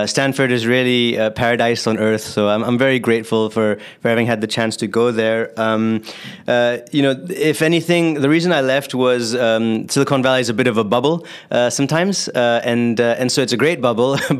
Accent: Singapore; moved away as an adult; also born or lived in California; I grew up in Singapore, actually, and so I had to serve 2 years of military service after high school

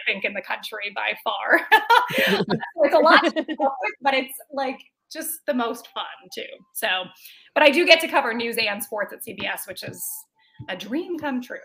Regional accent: Minnesota, United States; I did grow up in Minnesota, but neither of my parents are from Minnesota

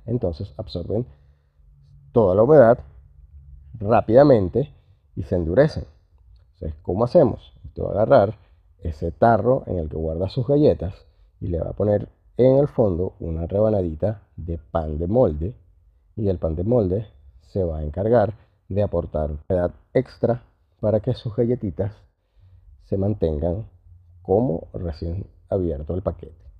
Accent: Venezuela; now in Southern Cone; Yo que soy venezolano, que venimos del Caribe

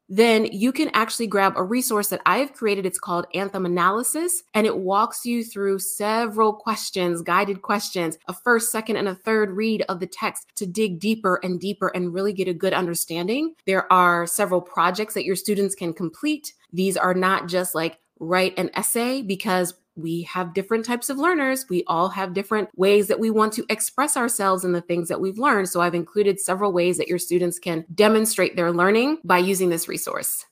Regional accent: United States

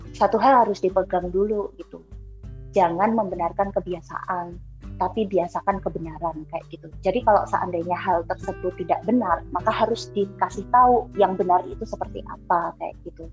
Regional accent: Surakarta, Central Java, Indonesia; kampungku aja yang udah di pasar Kliwon notabene uh, Solo

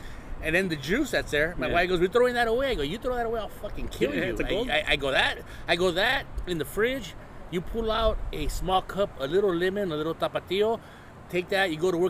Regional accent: Ensenada, Baja California, Mexico; moved away; because you guys know I'm from Ensenada. I was born in Ensenada. I grew up eating mariscos.

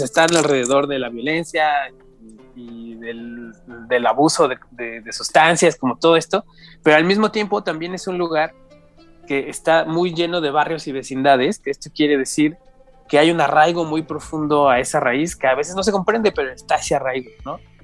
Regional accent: Mexico City, Mexico; yo en realidad nací y crecí en Iztapalapa hasta como los 20 años.

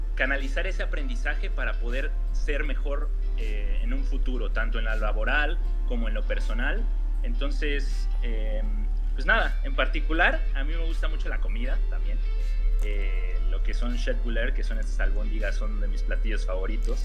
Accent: Mexico; moved away as an adult; now in Sweden; mi país

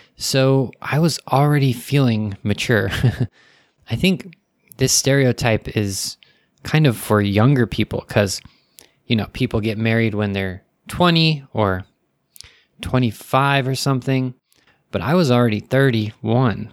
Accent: United States; I'm American

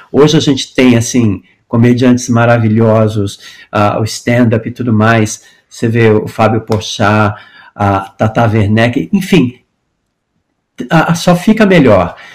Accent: Brazil; moved away as an adult; also born or lived in United States; quando eu saí do Brasil em 83 para estudar teatro musical

